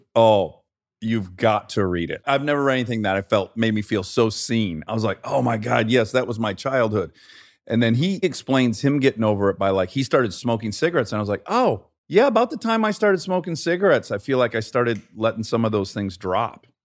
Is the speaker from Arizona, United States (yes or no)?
no; Detroit, Michigan, United States; now in Los Angeles, United States